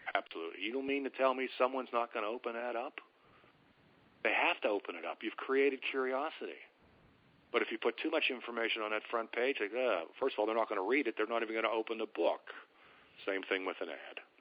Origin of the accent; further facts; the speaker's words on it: Pittsburgh, Pennsylvania, United States; I'm from Pittsburgh